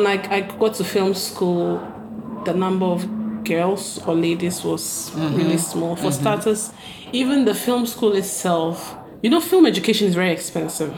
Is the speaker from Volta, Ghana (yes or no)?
yes; Volta, Ghana; now in Accra, Ghana; I am from the Volta region of Ghana, by the sea. So I think I'm from southern Volta